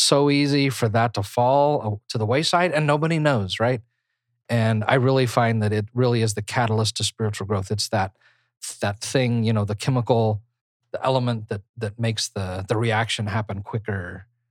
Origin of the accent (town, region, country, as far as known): United States